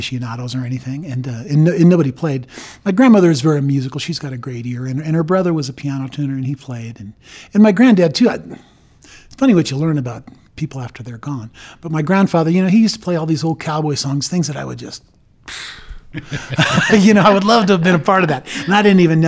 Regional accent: Aurora, Colorado, United States; I grew up around that in Aurora. I was born at Fitzsimmons

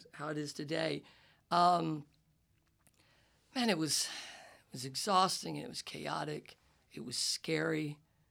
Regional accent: the South, United States; I come from the South, where it's just that crazy, like, toxic guy stuff

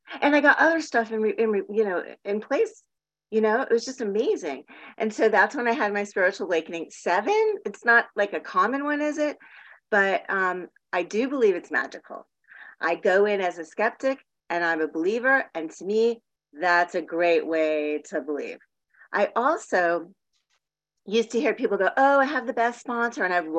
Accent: Miami Beach, Florida, United States; also born or lived in Palm Springs / San Diego; now in Portland, United States; So I grew up in Miami Beach, then Palm Springs, then San Diego.

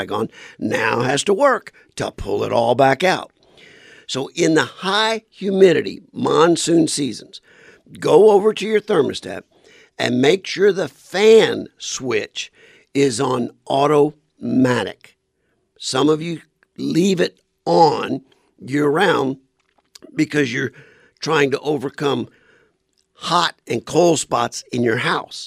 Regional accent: South Louisiana, United States; now in Arizona, United States; I'm from South Louisiana

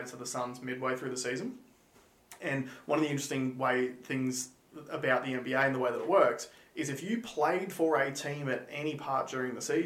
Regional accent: Tamborine Mountain, Queensland, Australia; I grew up playing sports on Tambury Mountain.

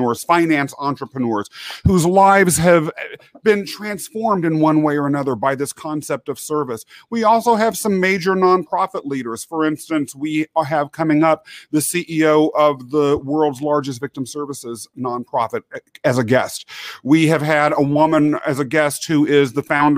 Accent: Kansas, United States; born or raised there; also born or lived in England

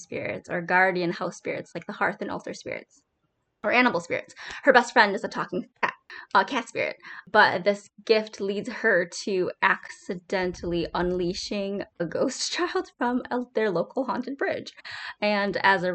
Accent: Wisconsin, United States; I'm from Wisconsin, so we got lots of cows.

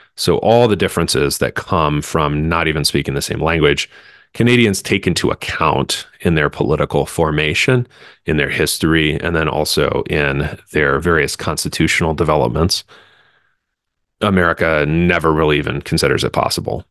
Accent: Central Pennsylvania, United States; And I'm from Central Pennsylvania

